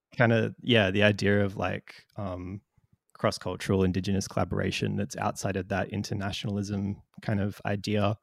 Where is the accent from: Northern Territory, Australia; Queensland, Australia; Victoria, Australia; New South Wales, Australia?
Northern Territory, Australia; Darwin; I'm from Darwin